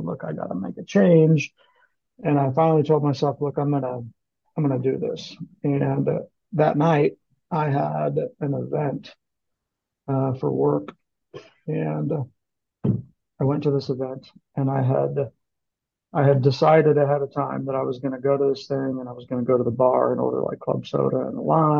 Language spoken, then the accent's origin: English; Kansas City, Missouri, United States; I live in Kansas City